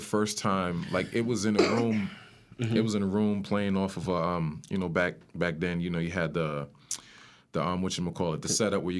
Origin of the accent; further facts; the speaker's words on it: Spring Valley, New York, United States; also born or lived in Bronx, United States; I grew up in Rockin' County. Okay. Spring Valley, to be specific. I was born in the Bronx, and I was raised out in Rockland.